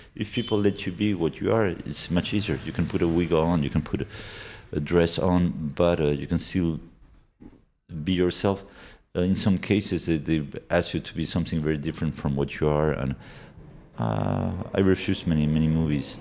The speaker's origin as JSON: {"language": "English", "country": "Argentina", "tie": "born or raised there", "accent": "Argentinian", "second_language": "English", "moved": "yes", "said": "my parents were Argentinian and I was born in Argentina. My, my, my, uh, my Spanish is fluent with an Argentinian accent"}